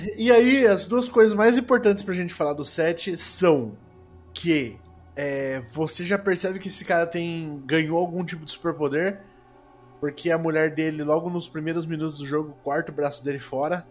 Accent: Sorocaba, São Paulo, Brazil; Sou do Desludo, Sorocaba, São Paulo

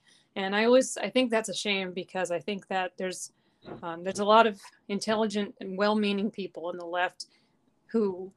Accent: Federal Way, Washington, United States; also born or lived in Tacoma / Ellensburg / Tumwater; I was born in Tacoma, grew up in Federal Way

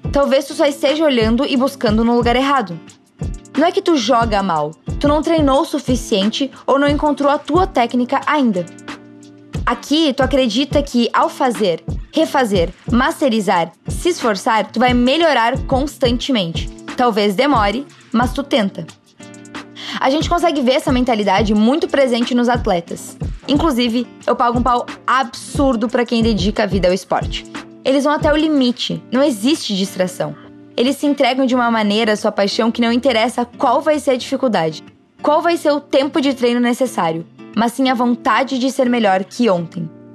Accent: Brazil

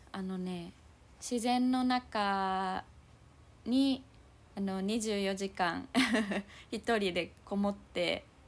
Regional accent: Naha, Okinawa, Japan; 私は那覇だから、まあ、海はそばにあるんだけど

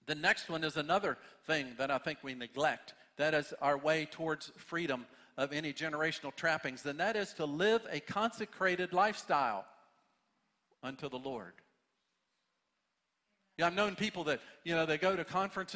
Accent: United States; we as American Christians

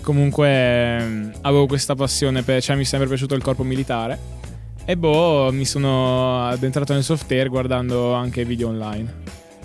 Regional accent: Carnia, Friuli-Venezia Giulia, Italy; ho 17 anni e vengo da Giulio Formeato

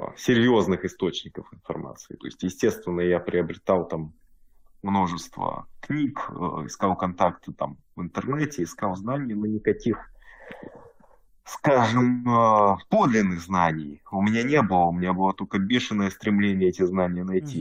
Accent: Russia; now in Germany; Родом я из России, живу в Германии.

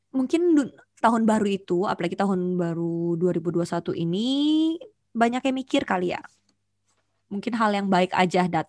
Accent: Banjarmasin, South Kalimantan, Indonesia; also born or lived in Jakarta; Nggak pernah dan itu jadi kebanggaan gue sih sebagai warga

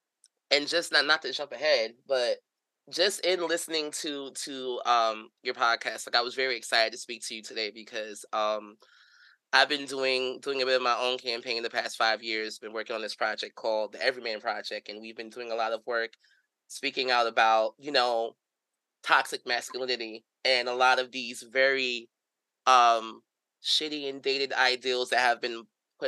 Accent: New York City, New York, United States; growing up in Brooklyn, you know? Growing up in Brooklyn with a father who was a basketball coach

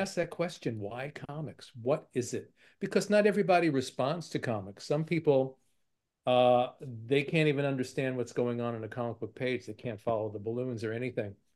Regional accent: New York City, New York, United States; I grew up in Brooklyn

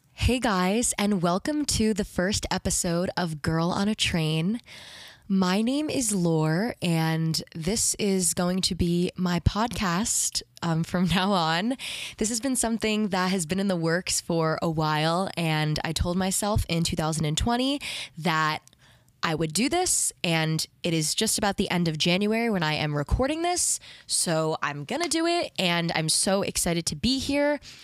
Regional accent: New York City, New York, United States; I am from New York. I've lived here my whole life.

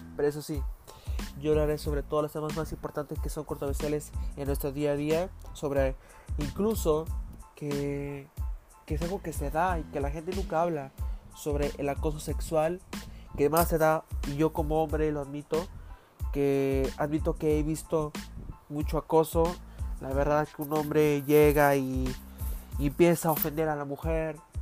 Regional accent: Mexico; Yo soy mexicano

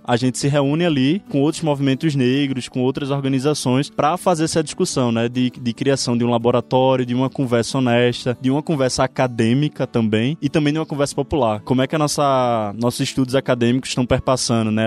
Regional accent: Pernambuco, Brazil; Eu, como pernambucano, como nordestino

